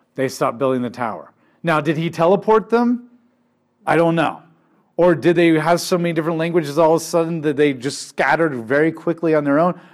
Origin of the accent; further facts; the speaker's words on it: United States; My identity, I'm not an American first and foremost